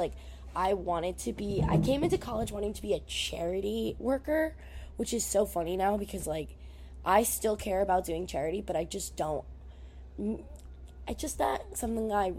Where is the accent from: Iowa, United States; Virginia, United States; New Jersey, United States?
New Jersey, United States; I'm from Jersey